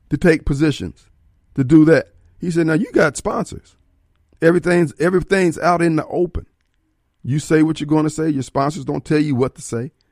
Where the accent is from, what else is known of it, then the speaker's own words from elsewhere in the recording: Decatur, Illinois, United States; born there; I was born in Decatur, Illinois. I'm the last out of 11 kids.